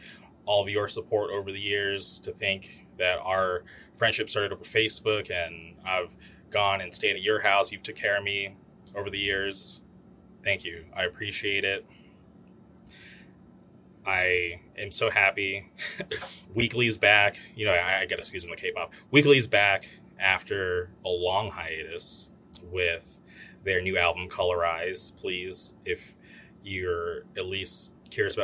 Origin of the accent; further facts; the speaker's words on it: Palm Springs, California, United States; moved away; also born or lived in Westminster; when I went back home to Palm Springs for a short stint